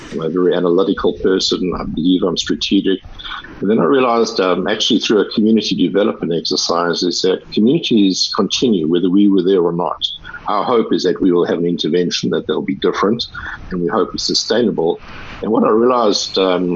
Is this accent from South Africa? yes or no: yes; South Africa; accent: South African; moved away as an adult; also born or lived in California; I'm South African, as you probably will have heard from the accent, and so I was raised in South Africa.